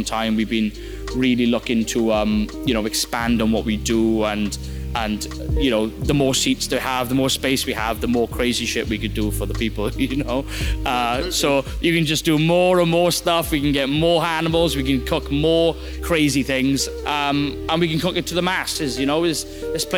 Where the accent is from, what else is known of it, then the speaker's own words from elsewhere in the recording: Wales, United Kingdom; I'm from Wales